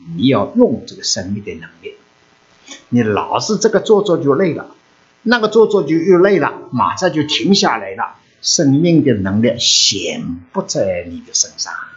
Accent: China; now in United States; 我们已经离开了中国的国度了，来到美国的国度里头活着了

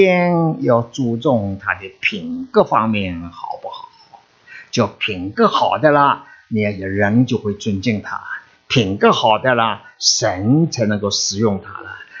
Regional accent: China; 我们中国人都很聪明，中国人事业上都有很大的成就了。

